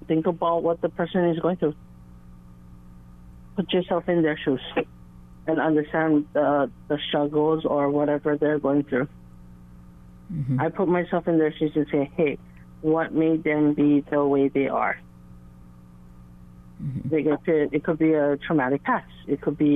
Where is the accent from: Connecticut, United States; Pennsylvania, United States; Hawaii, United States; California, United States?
Hawaii, United States; moved away as an adult; now in Tennessee, United States; I'm from Hawaii